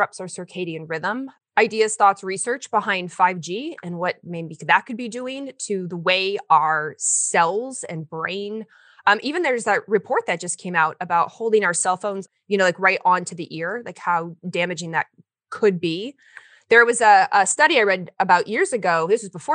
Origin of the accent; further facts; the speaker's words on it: Kentucky, United States; moved away as an adult; also born or lived in Portland, Oregon; I went to school in the South. I'm from Kentucky.